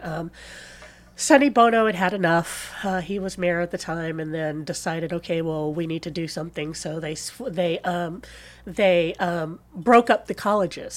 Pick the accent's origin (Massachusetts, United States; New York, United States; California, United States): California, United States; Palm Springs; born or raised there; also born or lived in San Luis Obispo, California